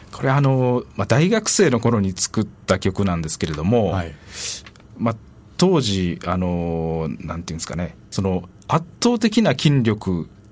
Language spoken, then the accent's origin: Japanese; Osaka, Japan; moved away as an adult; also born or lived in Ota, Tokyo; 生まれは大阪ですね